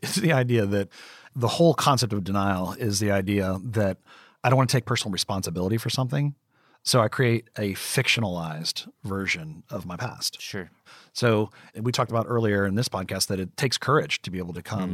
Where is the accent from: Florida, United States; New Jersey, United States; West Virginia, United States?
West Virginia, United States; I grew up in West Virginia in the coal mines of West Virginia.